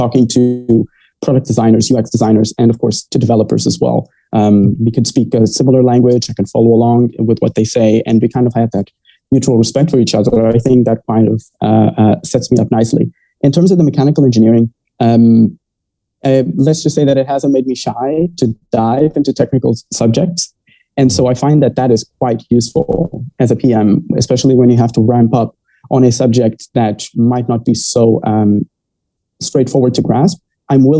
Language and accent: English; Maputo, Mozambique; also born or lived in Cape Town, South Africa; I'm from Maputo, Mozambique. And I was born and raised here.